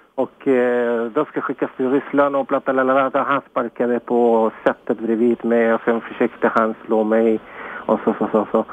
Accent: Chile; now in Sweden; jag kommer från Chile

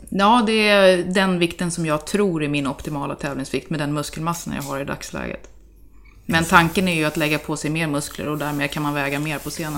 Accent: Täby, Stockholm County, Sweden; also born or lived in Örebro; jag är uppvuxen i Täby, ursprungligen

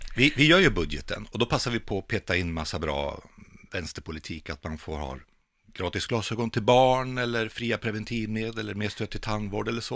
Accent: Vänersborg, Västra Götaland, Sweden; tävlingsrodd i Vänersborg där jag växte upp.

